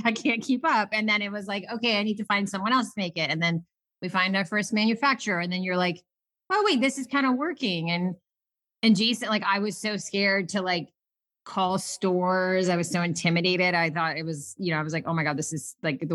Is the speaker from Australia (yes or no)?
no; Serbia; moved away; I was born in Serbia, lived, you know, around my grandmothers and my mom, who all like, they were always like making stuff